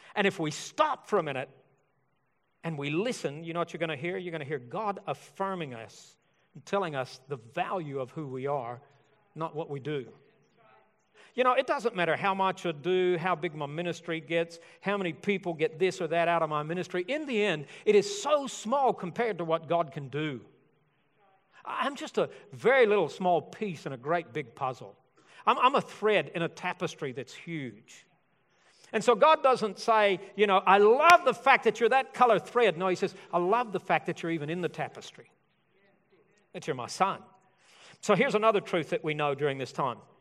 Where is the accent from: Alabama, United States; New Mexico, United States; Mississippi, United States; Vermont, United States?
Alabama, United States; I'm from Alabama.